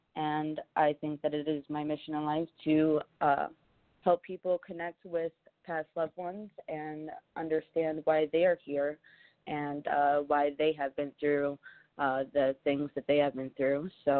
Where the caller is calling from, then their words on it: Georgia, United States; I'm from Georgia.